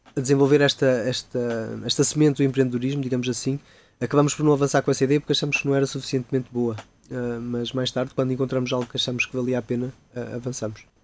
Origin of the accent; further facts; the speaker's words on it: Ponte da Barca, Norte, Portugal; moved away as an adult; also born or lived in Canada; now in Coimbra, Portugal; eu sou natural do Minho, de, de da Barca, lá no Alto Minho mas muito pequeno